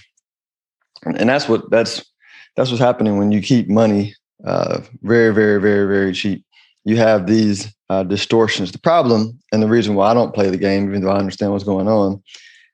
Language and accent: English; United States; I'm American. I'm an American.